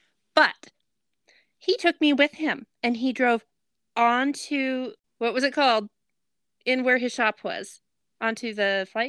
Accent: Nevada, United States; moved away; Okay, yeah, I grew up in Nevada.

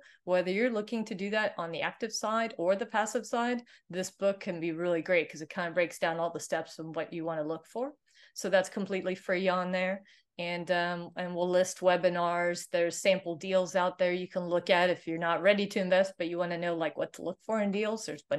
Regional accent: Sweden; English is a second language; So I'm originally from Sweden, so Viking blood is there.

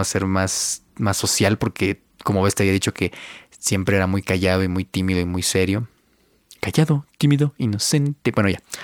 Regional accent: Mexico; Yo soy de México, yo vivo yo nací en México y ahorita estoy viviendo igual en México.

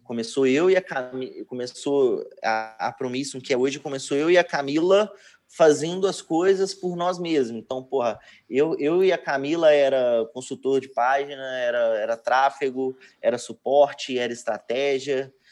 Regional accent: Betim, Minas Gerais, Brazil; Eu sou de Betim, Minas Gerais

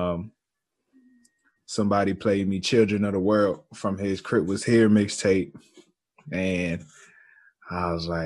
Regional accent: Maryland, United States; I'm from Maryland

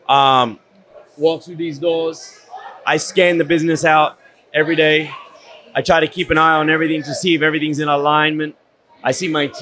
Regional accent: Sydney, New South Wales, Australia; moved away as an adult; now in Miami, United States; I grew up in Sydney, Australia, born and bred, got into boxing at the age of 12

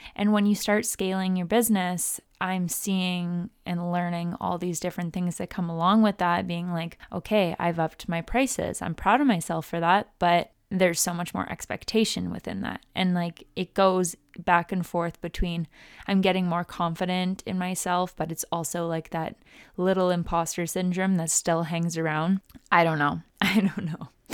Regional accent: Vancouver, British Columbia, Canada; moved away as an adult; now in Cleveland, United States; I've moved back into my hometown, in a different country, into my parents' house

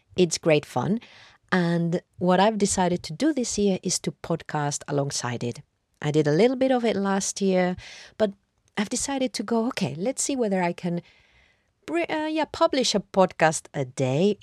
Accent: Madrid, Community of Madrid, Spain; moved away as an adult; now in London, United Kingdom; I grew up in Madrid and I've lived in London now for more than half my life

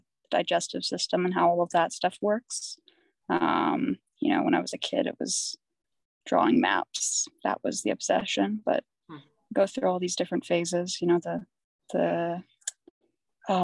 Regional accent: Vancouver, British Columbia, Canada; I'm from the Vancouver area

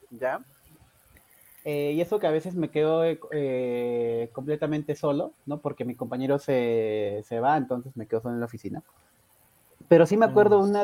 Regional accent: Peru; lo que hacíamos, como buenos peruanos, había que sobrevivir y hacíamos nuestras ollas comunes

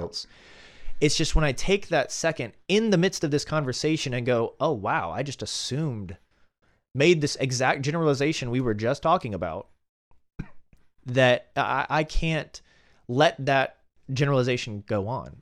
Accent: Alabama, United States; growing up in Alabama, very conservative environment

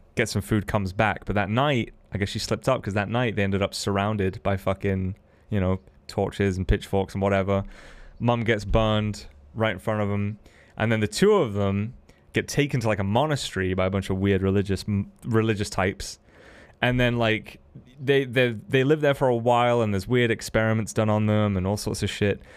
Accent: United Kingdom; Not because I'm a British man

